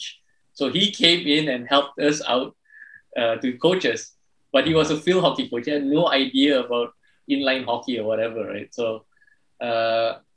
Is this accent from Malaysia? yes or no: yes; Malaysia; I've born and raised in Malaysia